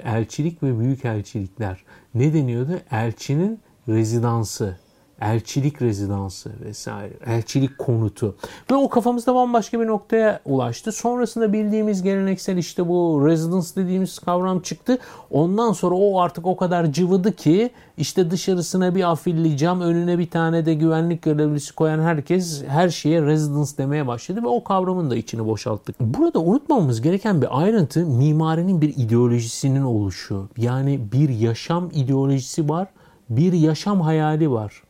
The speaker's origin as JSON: {"language": "Turkish", "region": "Istanbul", "country": "Turkey", "tie": "born or raised there", "also_born_or_lived": "Nişantaşı, Istanbul", "said": "Ben İstanbul'da doğdum büyüdüm. E, Yeşilköylüyüm"}